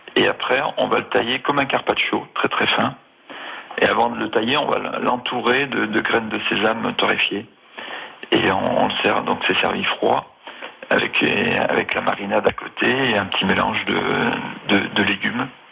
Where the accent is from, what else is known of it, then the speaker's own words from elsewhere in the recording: Auvergne-Rhône-Alpes, France; moved away as an adult; also born or lived in Switzerland; now in Haute-Loire, France; Je suis originaire du Rhône